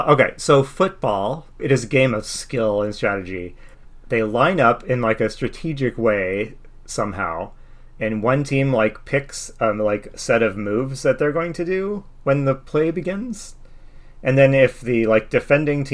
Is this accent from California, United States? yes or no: yes; Southern California, United States; I grew up in Southern California as a fan of the Chargers